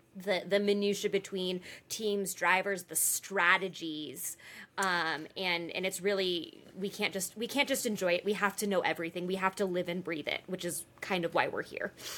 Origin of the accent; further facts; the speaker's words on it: California, United States; moved away as an adult; also born or lived in Alabama; now in Arizona, United States; I grew up in California